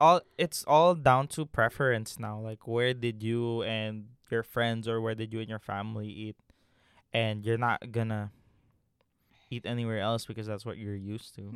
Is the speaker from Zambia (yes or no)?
no; Philippines; English is a second language; now in Canada; I'm still Filipino at heart.